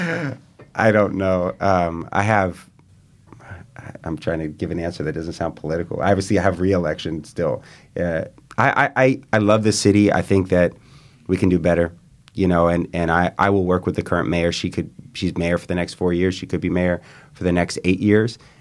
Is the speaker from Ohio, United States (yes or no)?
no; East Bay, California, United States; now in San Francisco, United States; I grew up in the East Bay, a couple blocks from Gordo's on Solano Avenue